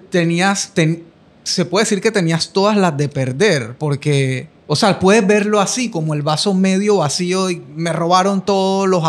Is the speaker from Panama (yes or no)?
yes; Panama; Soy panameño.